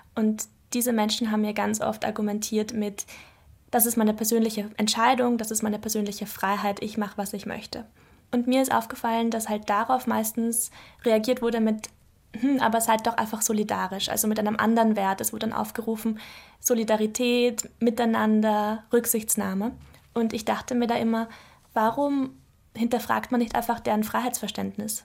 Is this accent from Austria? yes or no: yes; Mödling, Lower Austria, Austria; also born or lived in Brussels / Vienna; bin ich dann nach Mödling, also das ist in der Nähe von Wien, in eine Vorstadt gekommen und bin dort eigentlich aufgewachsen